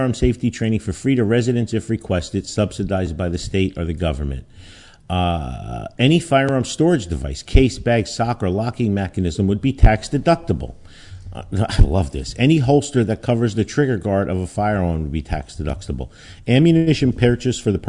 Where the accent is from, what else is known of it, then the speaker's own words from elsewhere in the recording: Newark, New Jersey, United States; also born or lived in Belleville, New Jersey; growing up in Newark and then Belleville in a racially poor neighborhood